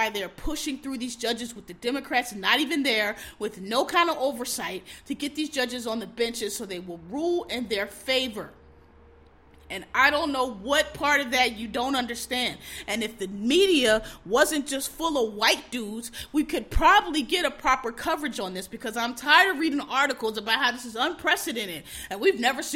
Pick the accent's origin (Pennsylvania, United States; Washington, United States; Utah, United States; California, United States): Pennsylvania, United States; Philadelphia; I'm from Philadelphia proper, not the suburbs, Philadelphia